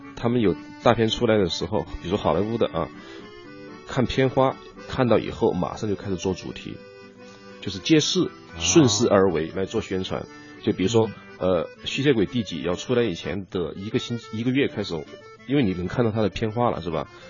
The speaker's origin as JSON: {"language": "Chinese", "region": "Chongqing", "country": "China", "moved": "yes", "said": "因为我是一个，呃，纯的重庆人"}